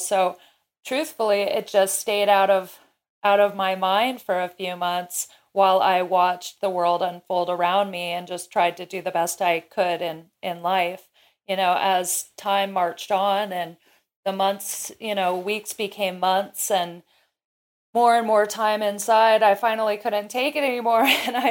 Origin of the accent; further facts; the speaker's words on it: Kirkland, Washington, United States; my hometown of Kirkland, which is a suburb of Seattle.